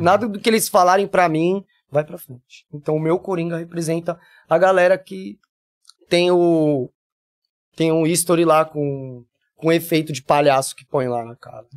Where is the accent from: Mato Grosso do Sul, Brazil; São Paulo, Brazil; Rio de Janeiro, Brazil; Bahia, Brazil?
São Paulo, Brazil; accent: paulista; moved away as an adult; also born or lived in Rondonópolis / Minas Gerais; now in Jaboatão dos Guararapes, Brazil; sou de São Paulo capital, tenho 40 anos e 20, 38 lá.